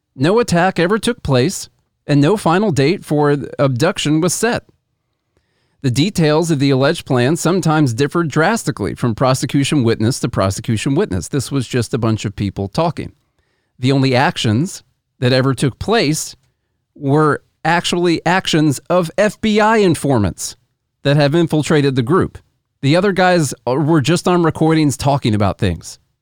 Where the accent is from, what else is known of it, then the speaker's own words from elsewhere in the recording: Illinois, United States; we're from Illinois